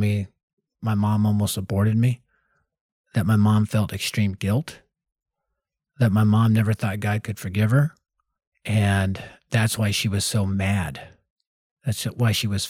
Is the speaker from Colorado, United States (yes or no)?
yes; Denver, Colorado, United States; Born and raised in North Denver